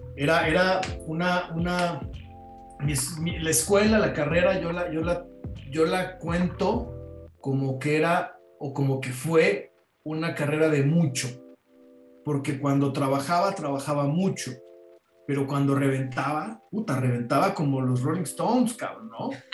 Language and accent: Spanish; Mexico; Soy mexicano